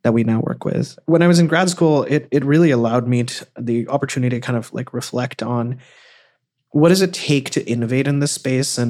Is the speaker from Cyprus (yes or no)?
yes; Cyprus; moved away; also born or lived in India; I grew up most of my life actually in the Eastern Mediterranean in a small country called Cyprus. And I was born in India though